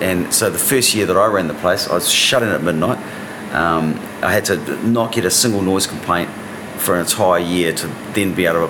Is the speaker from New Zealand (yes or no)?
yes; Hawke's Bay, New Zealand; growing up in Hawke's Bay, there were a lot of venues